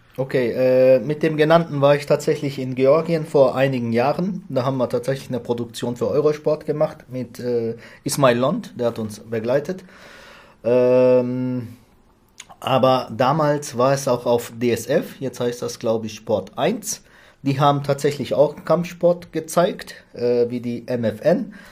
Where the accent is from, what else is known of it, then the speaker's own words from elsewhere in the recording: Ruhr area, North Rhine-Westphalia, Germany; moved away; also born or lived in Lich / Giessen; da wo ich herkomme, jetzt ursprünglich Ruhrgebiet